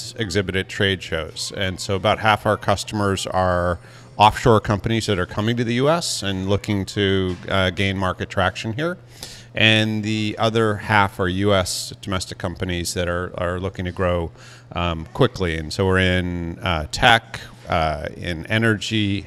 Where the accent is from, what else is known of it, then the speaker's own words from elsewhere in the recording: Marblehead, Massachusetts, United States; now in Connecticut, United States; In a little town called Marblehead